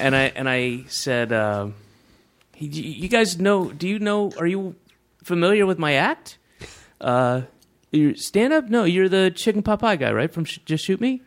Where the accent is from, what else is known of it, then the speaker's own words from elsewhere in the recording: the South, United States; moved away; I grew up in the South